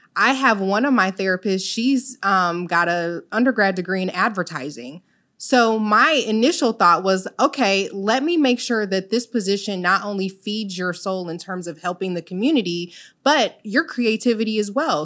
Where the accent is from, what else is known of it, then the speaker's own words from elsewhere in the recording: Illinois, United States; moved away as an adult; also born or lived in Virgin Islands; I'm originally from Illinois. However, my parents are Jamaican.